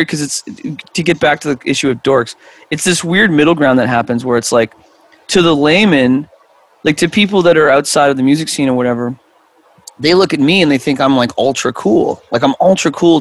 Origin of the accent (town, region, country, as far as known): Canada